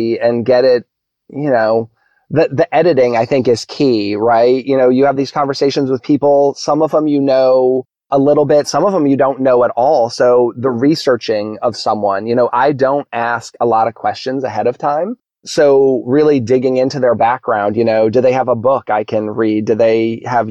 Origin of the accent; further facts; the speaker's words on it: New England, United States; now in Frederick, Maryland, United States; I grew up in New England